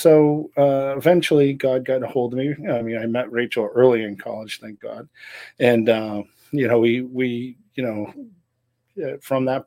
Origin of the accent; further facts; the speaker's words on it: Gloucester, Massachusetts, United States; originally I'm from Gloucester, Massachusetts. Grew up on a place called Portugal Hill